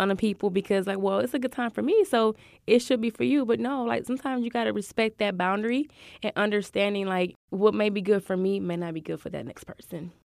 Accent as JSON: {"language": "English", "region": "Michigan", "country": "United States", "moved": "as an adult", "lives_now": "Houston, United States", "said": "I'm from Michigan"}